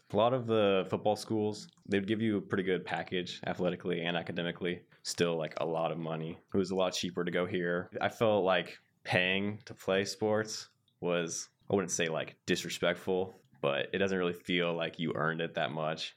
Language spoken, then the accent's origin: English; Centerville, Ohio, United States; I'm from Centerville, Ohio, near Dayton.